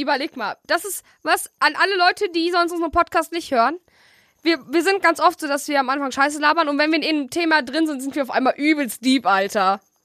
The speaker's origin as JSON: {"language": "German", "town": "Bielefeld", "region": "North Rhine-Westphalia", "country": "Germany", "said": "bei uns in Bielefeld"}